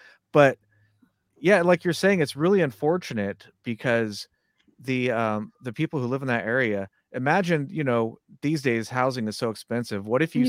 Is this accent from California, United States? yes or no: yes; Southern California, United States; now in Santa Rosa, United States; Originally from Southern California, although now I live in Northern California.